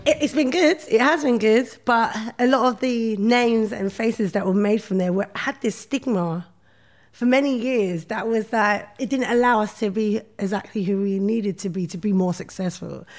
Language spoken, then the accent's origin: English; London, United Kingdom; I grew up in Brixton